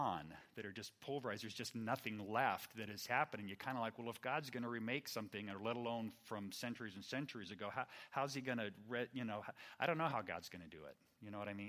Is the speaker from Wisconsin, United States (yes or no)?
no; Fair Oaks, California, United States; I grew up here in the Sacramento area, Fair Oaks